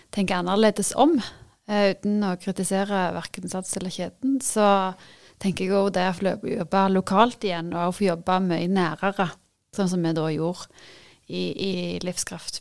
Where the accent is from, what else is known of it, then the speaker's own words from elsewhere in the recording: Varhaug, Rogaland, Norway; now in Bryne, Norway; Jeg kommer jo opprinnelig fra Varhaug.